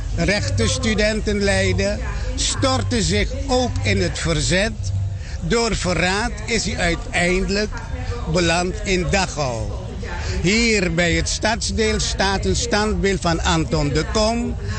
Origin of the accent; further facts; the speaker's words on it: Suriname; als kind van Suriname